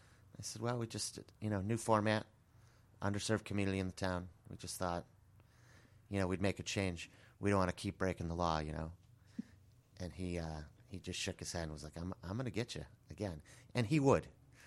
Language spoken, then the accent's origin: English; Bartlett, Illinois, United States; No, I'm actually from Bartlett, Illinois. I was going to school in Iowa.